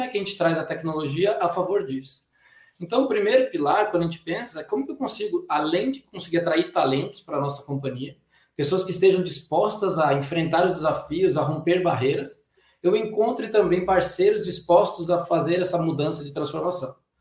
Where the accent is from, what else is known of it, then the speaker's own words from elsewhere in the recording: Brazil; a gente tem a mania como brasileiro